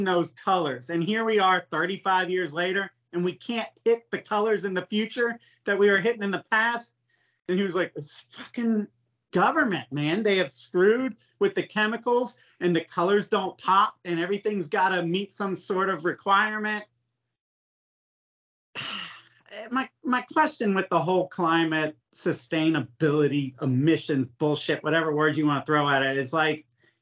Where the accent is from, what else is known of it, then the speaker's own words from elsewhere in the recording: Florida, United States; I grew up in Florida